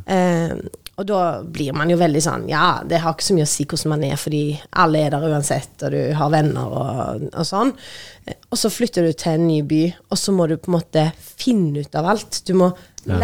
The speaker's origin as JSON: {"language": "Norwegian", "town": "Tysvær", "region": "Rogaland", "country": "Norway", "also_born_or_lived": "Oslo, Norway", "moved": "as an adult", "lives_now": "Stavanger, Norway", "said": "kommer jeg fra Tysvær"}